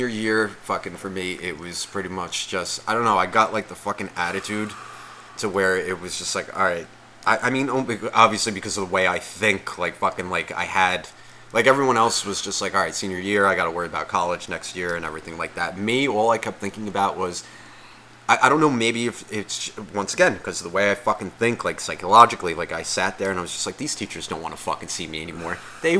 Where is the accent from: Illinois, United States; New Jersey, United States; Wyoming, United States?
New Jersey, United States; Nutley; I grew up in Nutley. Fucking small town, like 2 fucking square miles. Everyone, it's just one of those towns. Everyone knew fucking everyone.